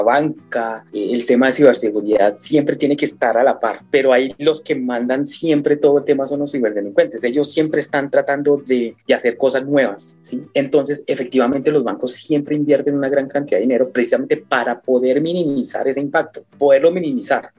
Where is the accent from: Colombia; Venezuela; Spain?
Colombia; nosotros como colombianos